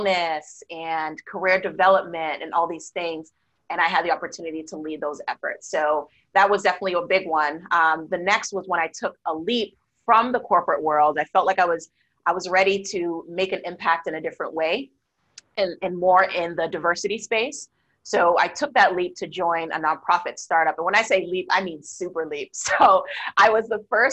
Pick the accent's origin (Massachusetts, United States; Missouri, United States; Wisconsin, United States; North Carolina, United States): Massachusetts, United States; Boston; I grew up in Boston, so definitely there are lots of snow during the wintertime